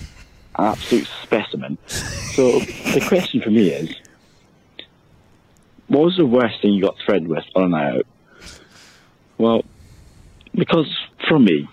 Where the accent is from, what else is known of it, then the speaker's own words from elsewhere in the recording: Scotland, United Kingdom; I'm coming from Scotland here